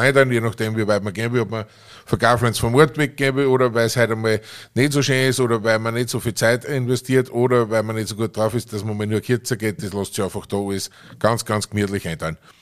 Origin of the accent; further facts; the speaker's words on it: Aschach an der Steyr, Upper Austria, Austria; meine Heimatgemeinde in Oschach